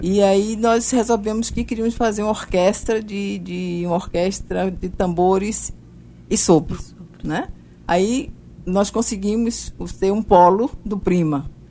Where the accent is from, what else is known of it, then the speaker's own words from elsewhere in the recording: Bahia, Brazil; moved away as an adult; now in João Pessoa, Brazil; eu nasci na Bahia